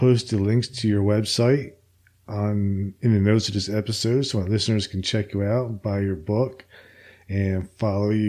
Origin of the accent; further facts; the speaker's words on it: New Jersey, United States; now in Alabama, United States; I'm originally from New Jersey